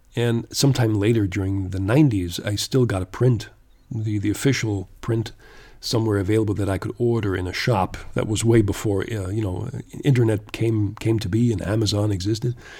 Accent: Canada; growing up in Canada back then

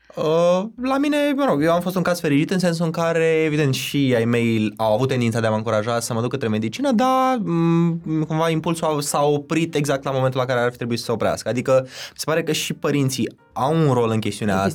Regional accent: Iași, Iași County, Romania; moved away as an adult; now in Bucharest, Romania; eu sunt neloc din Iași

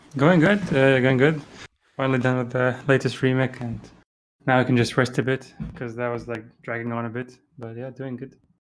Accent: Dubai, United Arab Emirates; moved away as an adult; also born or lived in Germany / Iraq; now in Japan; I'm, uh, originally from Iraq, but I was born in Germany and lived there for a few years and then lived most of my life in Iraq, uh, sorry, Dubai

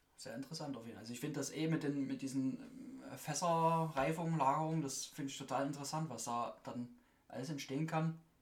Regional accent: Saxony, Germany; bei uns in Sachsen

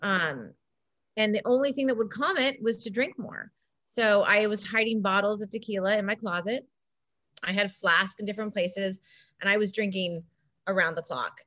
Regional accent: Laguna Beach, California, United States; I grew up in Laguna Beach

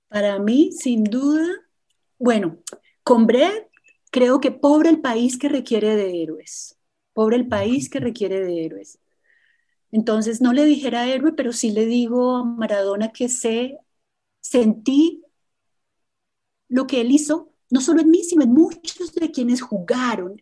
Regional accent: Colombia; como colombiana y como historiadora

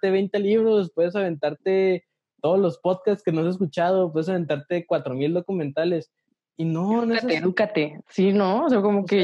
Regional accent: Ciudad Juárez, Chihuahua, Mexico; moved away as an adult; also born or lived in Guanajuato

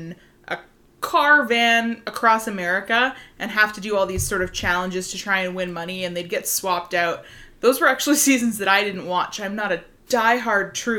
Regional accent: Vancouver, British Columbia, Canada; We are from Vancouver, Canada, BC.

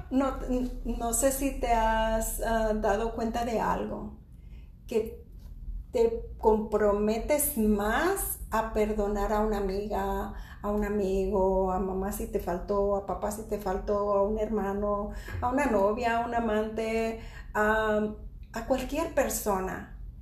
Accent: Mexico; Yo soy mexicana

